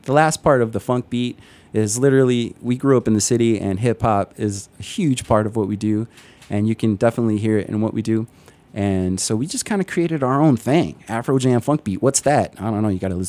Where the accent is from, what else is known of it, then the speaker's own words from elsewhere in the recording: Chicago, Illinois, United States; All our members, dating back to 2013, we're all from different backgrounds, and we're mostly from Chicago. And as you know, Chicago is like an incredibly diverse city.